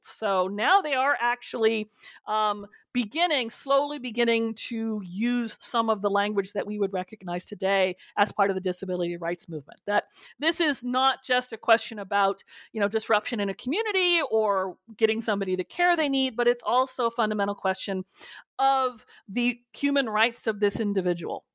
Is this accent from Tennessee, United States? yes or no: no; California, United States; I grew up with as a Californian